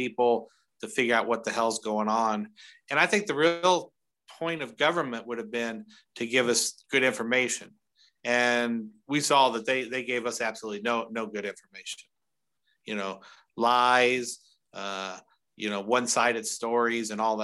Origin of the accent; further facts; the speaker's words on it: Indiana, United States; moved away; I'm from Indiana originally